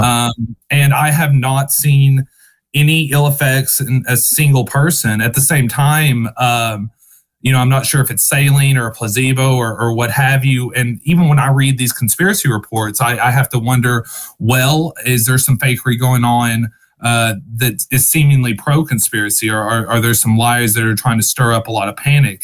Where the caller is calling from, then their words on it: Western Kentucky, United States; I'm calling from Kentucky, Western Kentucky